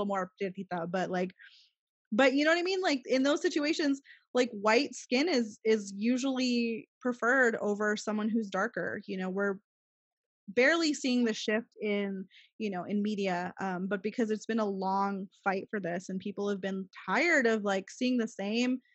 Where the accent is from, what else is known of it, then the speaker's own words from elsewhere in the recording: Gilbert, Arizona, United States; now in El Paso, United States; I moved back here, to El Paso, growing up in Gilbert, Arizona, again, predominantly white Mormon